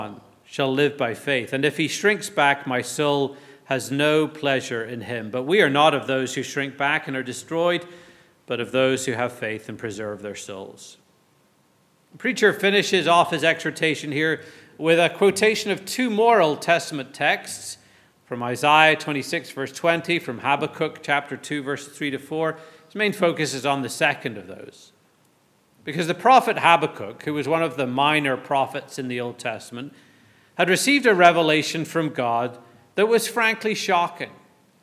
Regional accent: Northern Ireland, United Kingdom; I grew up in the Anglican tradition in Northern Ireland

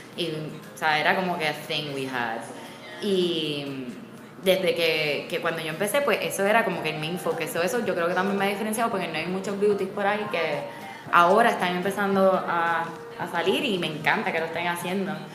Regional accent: San Juan, Puerto Rico; moved away; also born or lived in Miami / New York; yo soy de Condado y me conozco todas las esquinas

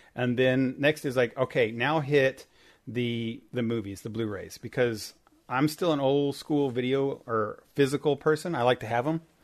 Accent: Indiana, United States; I'm from Indiana

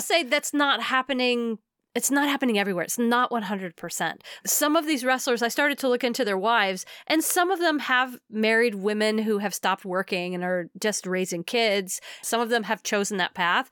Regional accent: United States; as an American

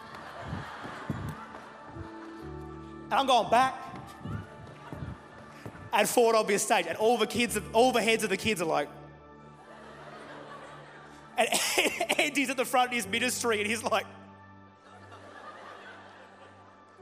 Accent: Murray Bridge, South Australia, Australia; We grew up in Murray Bridge at a church you've never heard the name of.

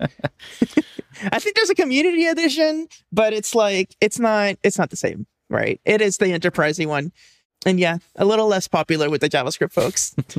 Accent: Puerto Rico; moved away as an adult; now in East San Francisco Bay, United States; I'm originally from there. I only moved here for, like, college and stuff, so I basically grew up there

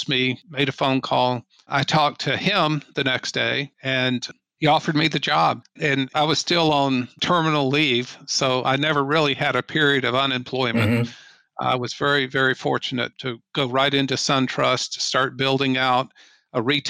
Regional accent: Atlanta, Georgia, United States; moved away as an adult; I grew up in the Atlanta area

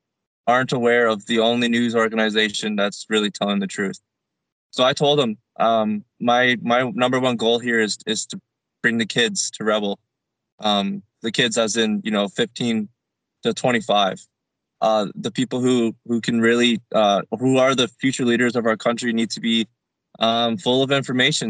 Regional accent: Bradford, Ontario, Canada; moved away as an adult; now in Calgary, Canada; my hometown of Bradford, Ontario

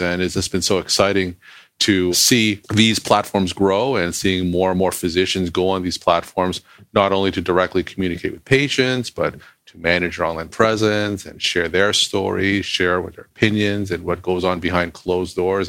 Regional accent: Toronto, Ontario, Canada; moved away as an adult; also born or lived in Boston, United States; now in Nashua, United States; I'm originally from Toronto, Canada, but I came to Boston to do undergraduate medical school and residency at Boston University.

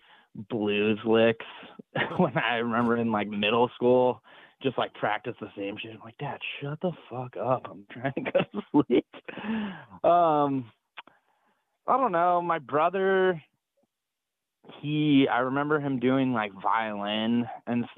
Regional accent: Durango, Colorado, United States; moved away; I'm from Durango, Colorado, which is southwest Colorado.

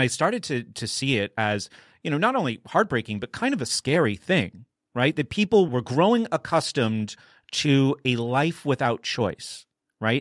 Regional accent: New Hampshire, United States; I grew up in New Hampshire

